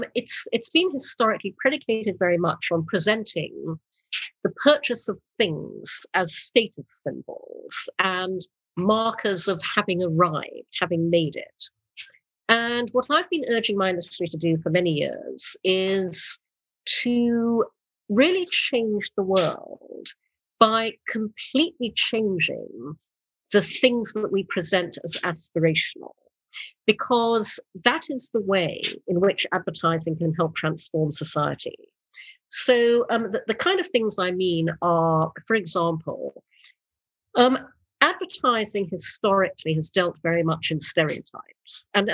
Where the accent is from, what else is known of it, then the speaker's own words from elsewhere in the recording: Brunei; also born or lived in United Kingdom; I was born in the UK. But when I was six, we moved to Brunei in Borneo. And so I grew up in Brunei and traveled a lot around Asia.